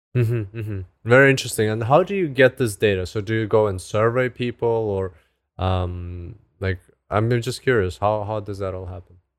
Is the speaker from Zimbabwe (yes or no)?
yes; Zimbabwe; moved away; I grew up in Africa, in, in Zimbabwe. So, but I haven't been back there for so long